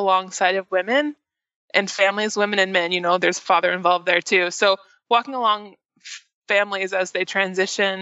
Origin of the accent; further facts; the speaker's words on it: Olympia, Washington, United States; moved away as an adult; also born or lived in Bellingham, Washington; now in Nashville, United States; I am actually from the Northwest, up from Olympia, Washington